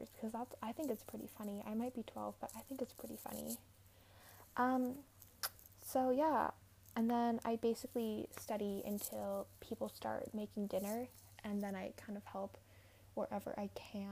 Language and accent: English; Alberta, Canada; now in Montreal, Canada; I'm originally from Alberta, and there is snow on the ground in my hometown.